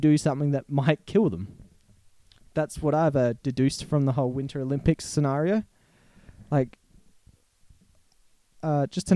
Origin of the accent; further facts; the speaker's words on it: Australia; we're Australian